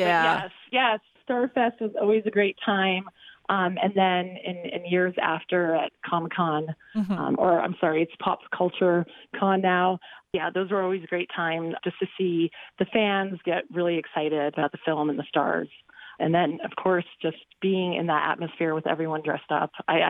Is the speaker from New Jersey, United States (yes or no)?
no; Denver, Colorado, United States; also born or lived in New York / Austria; so I was born in New York, and as a very young child, we kind of moved around the country and ultimately ended up in Denver.